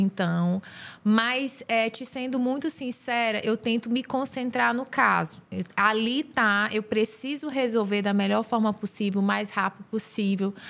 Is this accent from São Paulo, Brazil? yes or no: no; União, Piauí, Brazil; moved away as an adult; also born or lived in Ceará; Sou piauiense, sou unionense